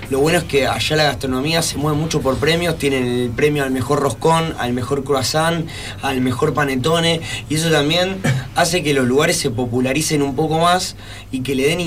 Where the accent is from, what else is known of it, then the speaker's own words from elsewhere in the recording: Rosario, Santa Fe, Argentina; somos de Rosario, cuidemos lo nuestro